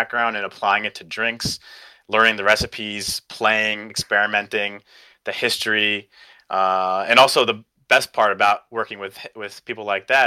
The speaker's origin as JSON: {"language": "English", "region": "New York", "country": "United States", "tie": "born or raised there", "said": "I grew up and lived in New York"}